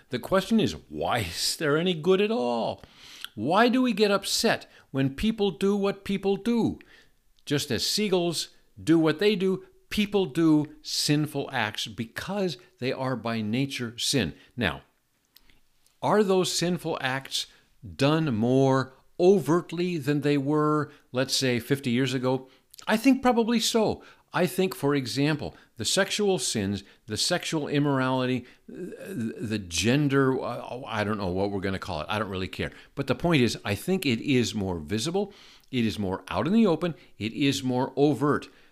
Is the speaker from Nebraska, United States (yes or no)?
no; Seattle, Washington, United States; I grew up in Seattle.